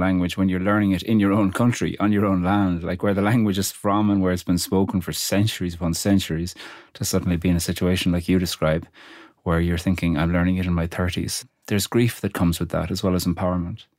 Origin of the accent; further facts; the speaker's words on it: Ireland; I'm Irish